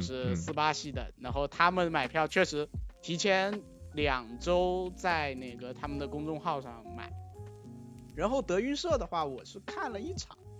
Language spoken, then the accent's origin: Chinese; China; 我们中国人比较内敛